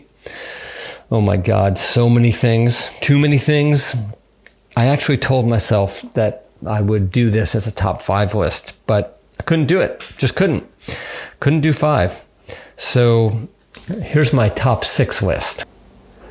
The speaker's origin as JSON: {"language": "English", "town": "Los Angeles", "region": "California", "country": "United States", "tie": "born or raised there", "said": "I grew up in Los Angeles"}